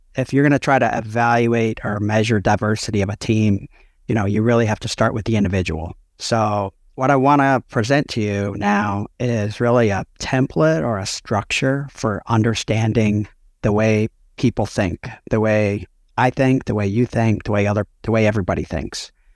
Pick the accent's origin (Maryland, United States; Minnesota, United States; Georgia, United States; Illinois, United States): Illinois, United States; Chicago suburbs; I grew up outside Chicago, Chicago suburbs.